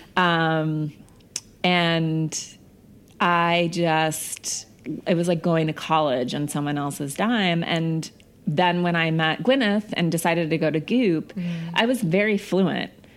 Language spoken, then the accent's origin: English; Missoula, Montana, United States; moved away; I grew up in Missoula, Montana, which is like a small town